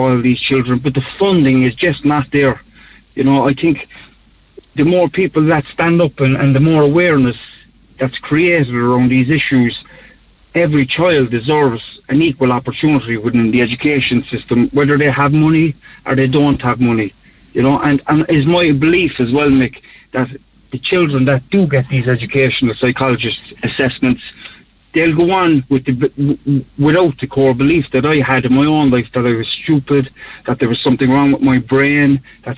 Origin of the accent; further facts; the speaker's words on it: Cork, Munster, Ireland; I grew up in Knocknaheeny in the north side of the city